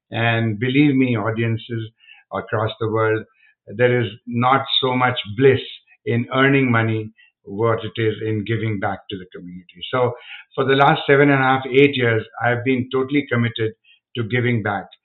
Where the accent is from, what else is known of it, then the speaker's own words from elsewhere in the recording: India; now in United States; I'm from India